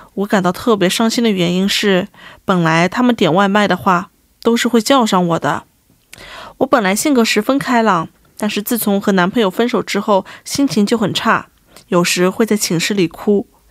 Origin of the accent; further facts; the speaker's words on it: Shanghai, China; moved away as an adult; also born or lived in United States; now in South Korea; 我们上海人就说他门槛很精